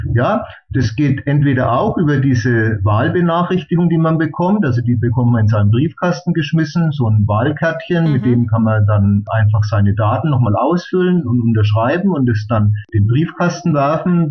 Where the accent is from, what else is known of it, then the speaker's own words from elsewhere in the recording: Bamberg, Bavaria, Germany; ich komme ja aus Bamberg